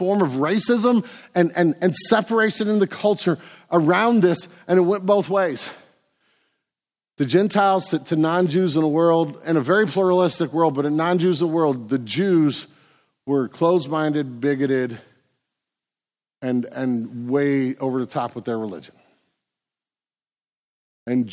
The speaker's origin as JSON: {"language": "English", "country": "United States", "said": "we're Americans"}